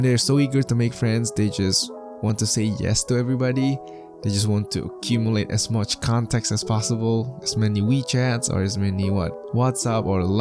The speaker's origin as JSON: {"language": "English", "country": "China", "moved": "yes", "said": "I was from China"}